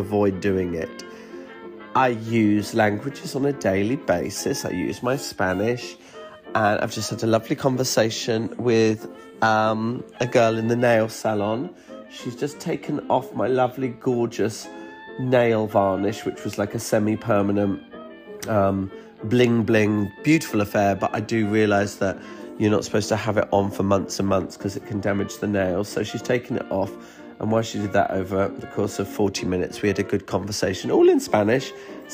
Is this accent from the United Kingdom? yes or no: yes; United Kingdom; I'm British